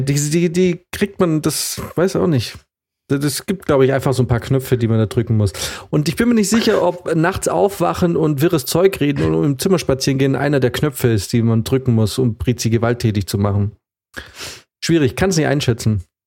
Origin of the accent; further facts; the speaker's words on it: Munich, Bavaria, Germany; ich bin auch Münchner